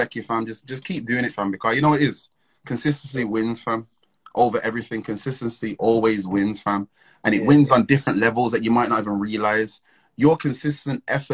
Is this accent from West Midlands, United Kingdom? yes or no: yes; Wolverhampton, West Midlands, United Kingdom; now in London, United Kingdom